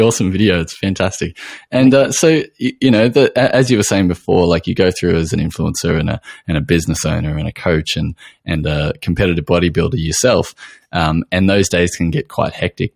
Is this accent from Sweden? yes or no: no; Australia